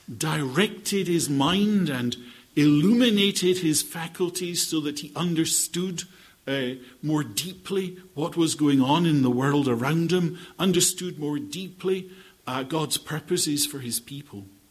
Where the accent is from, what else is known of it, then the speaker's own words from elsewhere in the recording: Scotland, United Kingdom; I am Scottish.